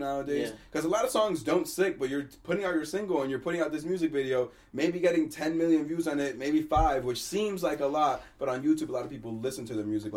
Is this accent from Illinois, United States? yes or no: no; New York City, New York, United States; growing up in Queens and rolling around the Bronx